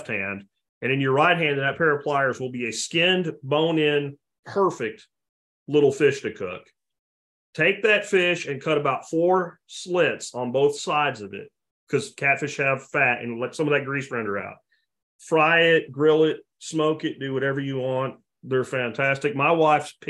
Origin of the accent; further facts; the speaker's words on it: Jacksonville, Florida, United States; moved away; from Jacksonville, Florida, way back. I mean, I grew up on eating catfish